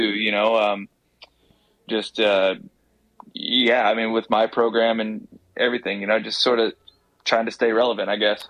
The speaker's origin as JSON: {"language": "English", "region": "Tennessee", "country": "United States", "said": "I'm I'm from Tennessee"}